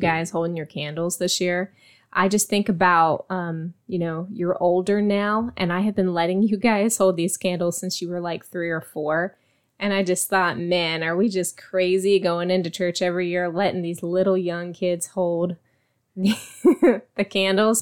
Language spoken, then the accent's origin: English; Virginia, United States; now in Texas, United States; where I grew up in Virginia, we had something called Buckeyes.